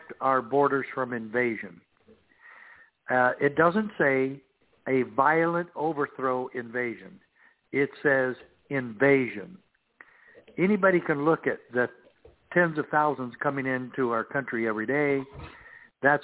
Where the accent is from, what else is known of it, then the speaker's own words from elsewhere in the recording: Safford, Arizona, United States; I grew up in Safford, Arizona, where I was sheriff in my hometown